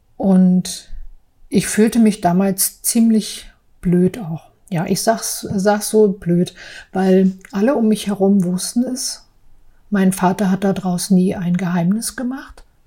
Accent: Berlin, Germany; also born or lived in Prignitz / Saarbrücken; Ich bin 1973 in der Prignitz geboren und aufgewachsen in berlin friedrichsheim

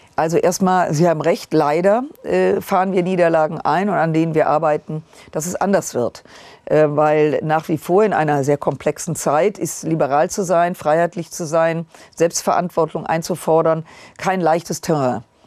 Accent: Rhineland, Germany; ich als Rheinländerin

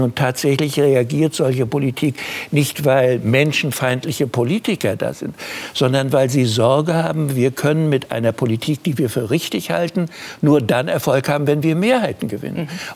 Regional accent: Germany; ich bin im Krieg geboren und gehöre zu den Deutschen

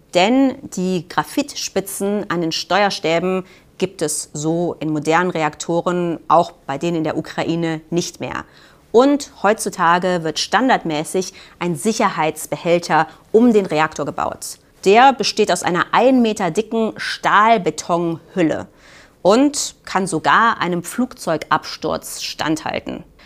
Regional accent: Germany; Bei uns in Deutschland

